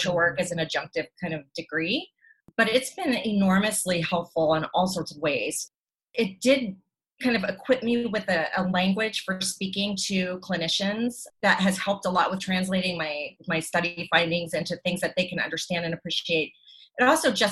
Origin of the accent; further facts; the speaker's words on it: the panhandle of Florida, United States; I grew up in the panhandle of Florida in the 1980s, 70s